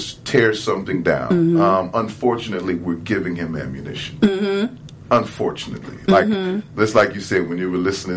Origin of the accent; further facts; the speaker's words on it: Milwaukee, Wisconsin, United States; I'm originally from Milwaukee